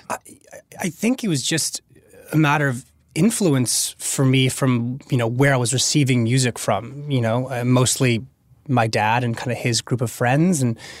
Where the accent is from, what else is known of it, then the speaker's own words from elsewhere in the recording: Los Angeles, California, United States; Local LA kid in the suburbs